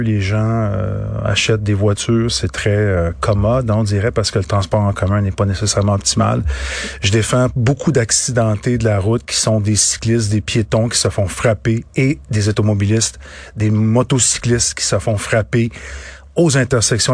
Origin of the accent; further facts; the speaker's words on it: Boucherville, Quebec, Canada; je viens de Boucherville